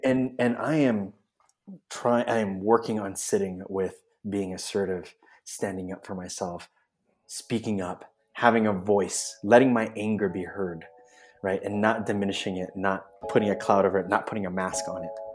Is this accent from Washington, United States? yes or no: no; Oakland, California, United States; moved away as an adult; now in San Miguel de Allende, Mexico; I'm originally from the Bay Area. Uh, Oakland is my home, and I now live in San Miguel de Allende, Mexico, with my husband